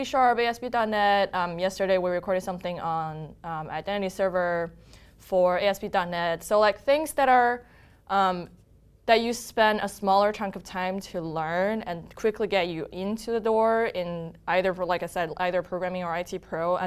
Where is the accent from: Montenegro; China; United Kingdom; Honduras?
China; Harbin, Heilongjiang; moved away as an adult; now in United States; I was actually born and raised in China